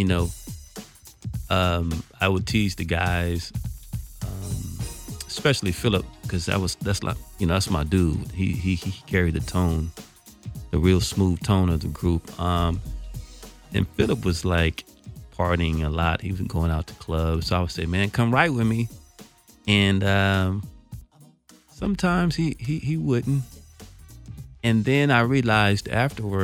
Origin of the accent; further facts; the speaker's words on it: California, United States; I'm like from California